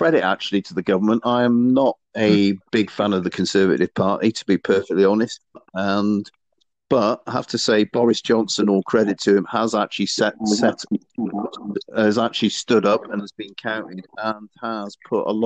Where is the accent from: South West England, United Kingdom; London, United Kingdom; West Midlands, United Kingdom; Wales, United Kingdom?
South West England, United Kingdom; Bristol; My hometown is Bristol